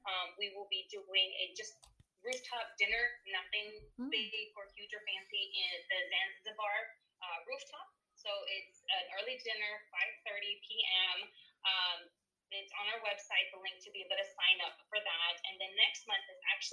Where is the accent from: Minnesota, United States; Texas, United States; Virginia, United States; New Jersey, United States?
Texas, United States; I was raised here in Texas, but I am 100% Salvadoreña